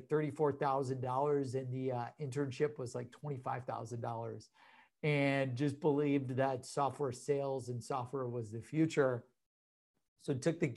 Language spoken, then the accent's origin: English; Cleveland, Ohio, United States; I'm from Cleveland, Ohio.